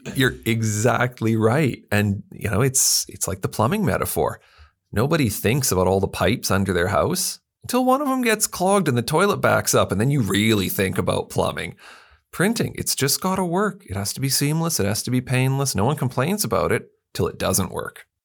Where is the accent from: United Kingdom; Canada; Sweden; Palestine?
Canada; now in Perth, Australia; being Canadian